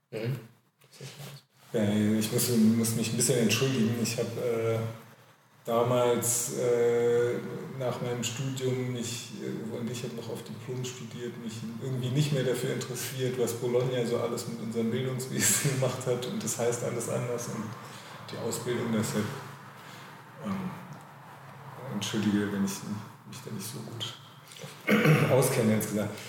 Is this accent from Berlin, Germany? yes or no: yes; Berlin, Germany; Ich bin ja auch äh, in Berlin geboren und da gibt es von uns ja gar nicht so viele. Äh, aber ich bin in Wilmersdorf groß geworden.